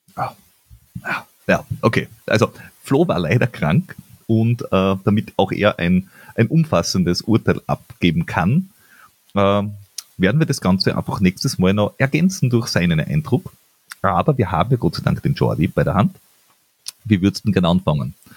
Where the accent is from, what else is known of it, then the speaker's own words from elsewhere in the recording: Austria; bei uns in Österreich